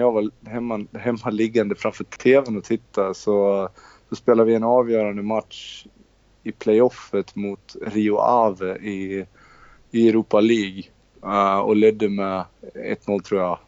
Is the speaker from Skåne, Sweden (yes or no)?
no; Borlänge, Dalarna County, Sweden; moved away as an adult; also born or lived in Netherlands; now in Borås, Sweden; Jag kommer från Borlänge. Born and raised och, eh, sen flyttade jag till Borås, eh, när jag var nitton